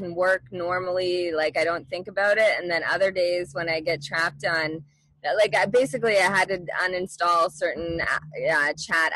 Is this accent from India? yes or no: no; Halifax, Nova Scotia, Canada; moved away as an adult; also born or lived in Ontario / Florida; I grew up in Halifax, Nova Scotia, Canada